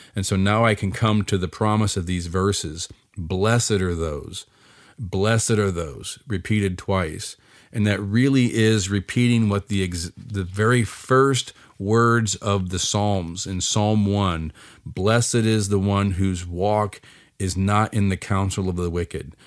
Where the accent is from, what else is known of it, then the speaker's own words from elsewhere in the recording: United States; I'm an American like anybody else